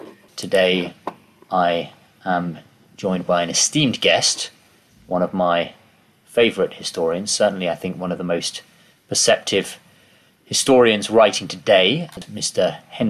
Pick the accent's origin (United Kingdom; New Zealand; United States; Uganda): United Kingdom; England; As English Catholics